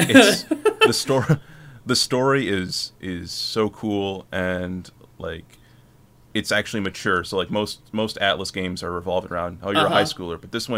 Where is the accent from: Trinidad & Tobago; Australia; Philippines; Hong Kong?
Philippines; But, yeah, but it's not, like, my home country, the Philippines, your dollar goes 50 times farther.